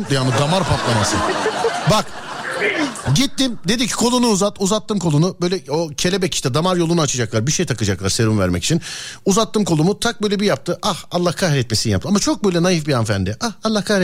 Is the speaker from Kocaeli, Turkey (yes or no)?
yes; İzmit, Kocaeli, Turkey; İzmit. İzmit. Peki. Neresinden İzmit'in? Merkez İzmit. Merkez.